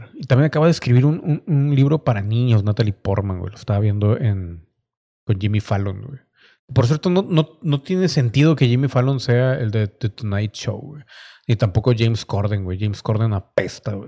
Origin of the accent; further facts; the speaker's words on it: Mexico; como mexicano